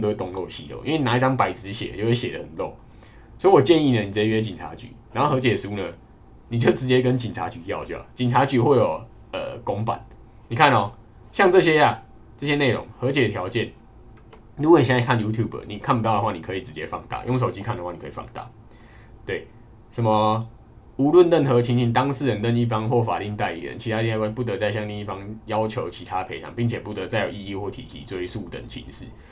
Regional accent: Kaohsiung, Taiwan; moved away; 因为我是高雄人

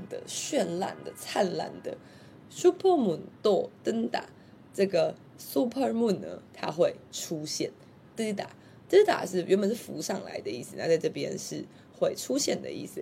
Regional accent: Taiwan; 就是我们台湾人常说的小吃的意思

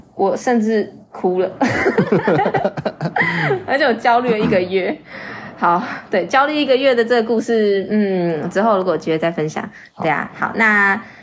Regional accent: Taiwan; 我们是台湾人的时候，我们听那个口音很快就知道说大陆人、大马人。

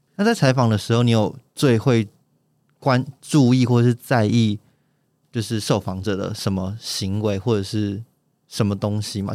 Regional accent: Taipei, Taiwan; 因为我台北人

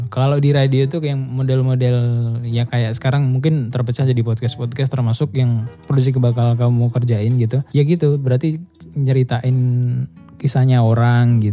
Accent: Java, Indonesia; aku orang Jawa banget

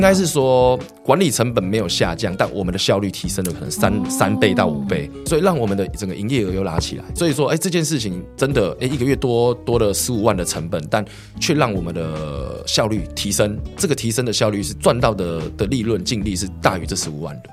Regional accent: Xindian, New Taipei, Taiwan; 因为我从小都在新店长大，是。在新店长大

